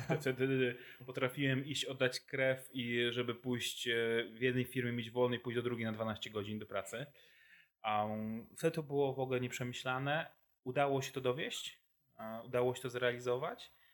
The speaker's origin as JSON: {"language": "Polish", "town": "Wrocław", "region": "Lower Silesian Voivodeship", "country": "Poland", "tie": "born or raised there", "said": "jestem wrocławianinem z urodzenia i wyboru"}